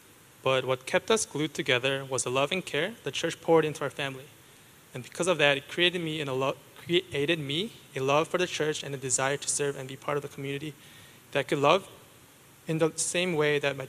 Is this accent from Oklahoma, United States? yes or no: no; Wisconsin, United States; I am from Wisconsin, not Wisconsin. I do love cheese, but not because I'm a cheesehead